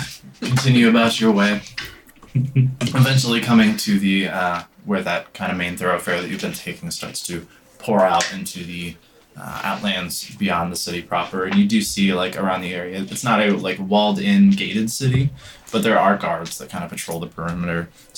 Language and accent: English; United States; I grew up in the States.